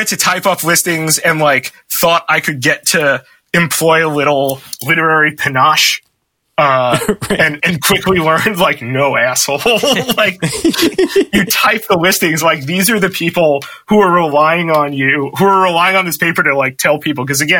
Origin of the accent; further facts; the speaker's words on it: Brooklyn, New York, United States; I'm from New York City, from Brooklyn specifically.